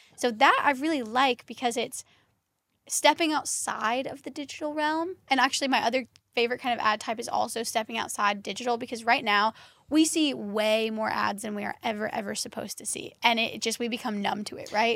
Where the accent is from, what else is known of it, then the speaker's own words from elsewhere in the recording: Kentucky, United States; I'm originally from Kentucky